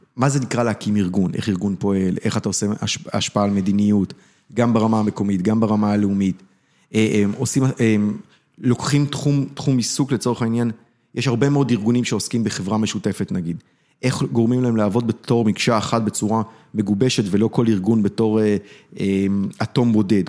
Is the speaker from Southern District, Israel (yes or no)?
yes; Beersheba area, Southern District, Israel; ההורים שלי הגיעו לבאר שבע, אני נולדתי באזור. אה, גדלתי באזור